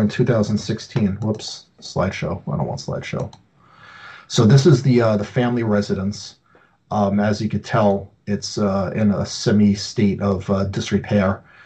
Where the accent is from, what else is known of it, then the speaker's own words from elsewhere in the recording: Long Island, New York, United States; where I grew up on Long Island